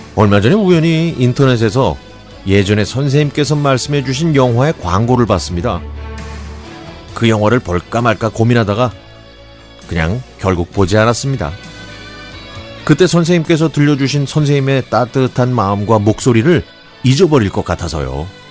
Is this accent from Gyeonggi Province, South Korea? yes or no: yes; Gyeonggi Province, South Korea; 저는 경기도에 있는 초등학교에 다녔는데요